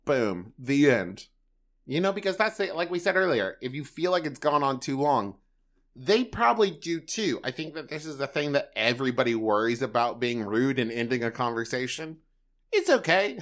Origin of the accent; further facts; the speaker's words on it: Huntington, West Virginia, United States; moved away; also born or lived in Los Angeles; Huntington, West Virginia, which is my hometown